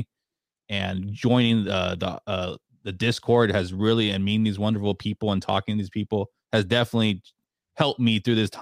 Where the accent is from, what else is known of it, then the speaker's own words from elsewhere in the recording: San Antonio, Texas, United States; I'm from San Antonio